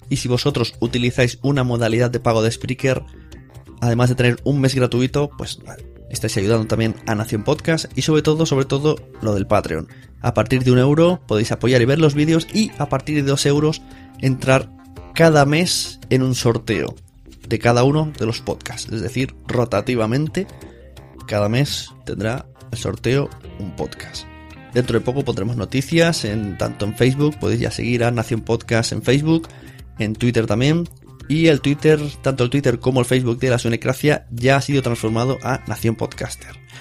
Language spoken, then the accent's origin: Spanish; Palau-solità i Plegamans, Catalonia, Spain; en mi pueblo, en Palado de Plegamans